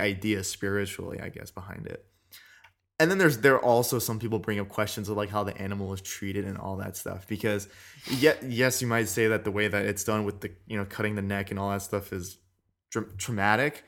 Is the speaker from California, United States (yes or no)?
yes; California, United States; I've been raised in California